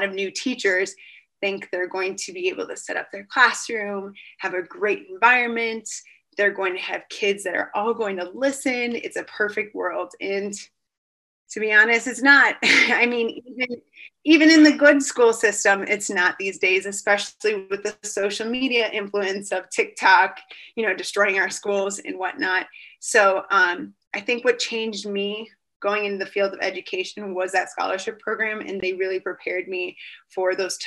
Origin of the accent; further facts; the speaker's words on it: Chicago, Illinois, United States; the city where I grew up in the Chicagoland area